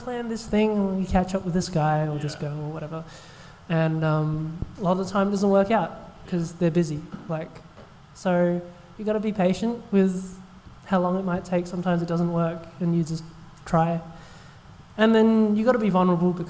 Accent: Australia; I'm an Australian-born Chinese

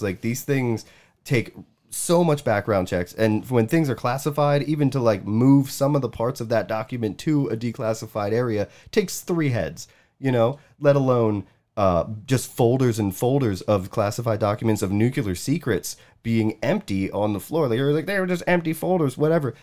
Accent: United States; I am American

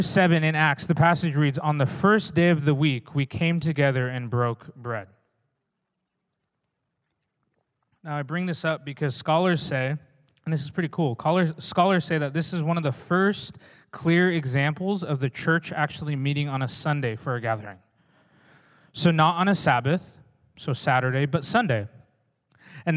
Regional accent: Oregon, United States; also born or lived in Redding, California; now in Newburgh, United States; I'm from Oregon

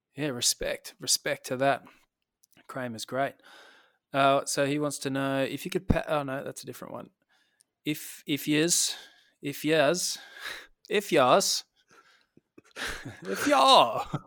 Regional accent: Tasmania, Australia; I'm from Tasmania

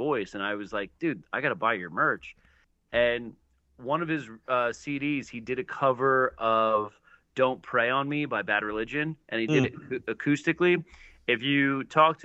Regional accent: New Jersey, United States; I grew up in New Jersey though, with my Irish side

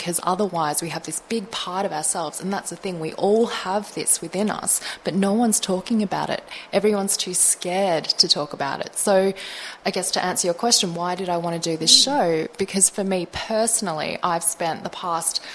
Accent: Melbourne, Victoria, Australia; I was born in Australia, I was born in Melbourne.

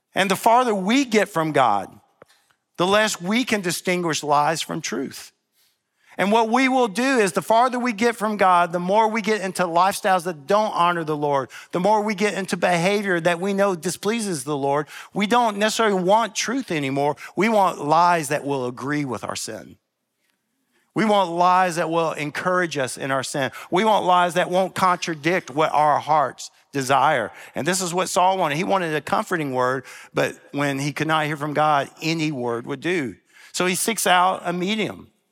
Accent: Memphis, Tennessee, United States; I'm from Memphis

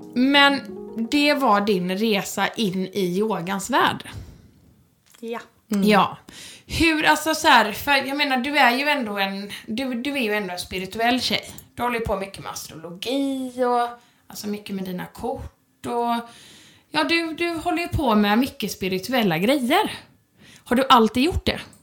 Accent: Sweden; jag är ju verkligen svensk

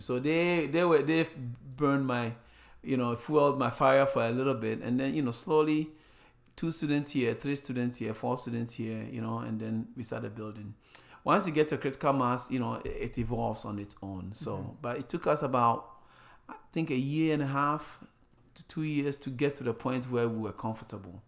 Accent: Ghana; moved away as an adult; also born or lived in Arizona; now in United States; I started a school wherever I went when I grew up, growing up in Ghana.

